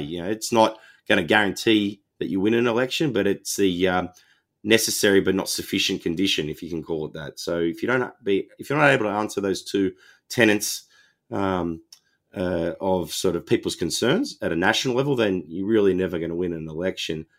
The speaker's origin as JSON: {"language": "English", "town": "Wollongong", "region": "New South Wales", "country": "Australia", "tie": "born or raised there", "said": "my hometown Wollongong"}